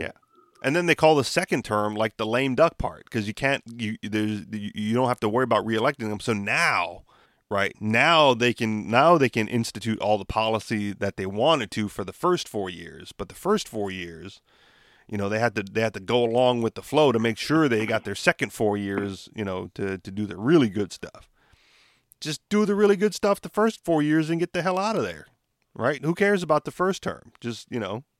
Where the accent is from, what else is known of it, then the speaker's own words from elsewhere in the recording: United States; what they would describe as an American citizen